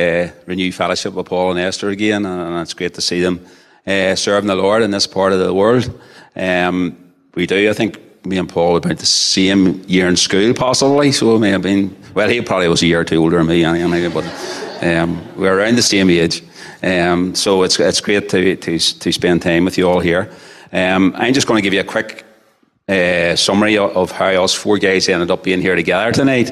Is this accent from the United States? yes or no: no; Portadown, Northern Ireland, United Kingdom; I was born and bred in Portadown